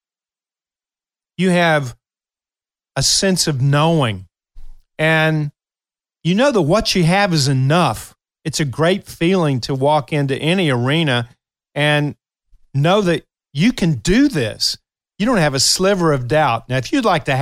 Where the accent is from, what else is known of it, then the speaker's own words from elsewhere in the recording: Kentucky, United States; moved away; my memories from my hometown is one where the downtown area, I love going down on Saturdays